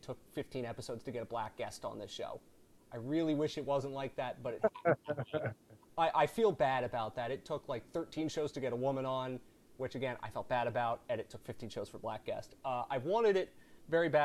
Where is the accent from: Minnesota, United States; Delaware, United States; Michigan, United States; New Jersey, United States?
New Jersey, United States; I'm South Jersey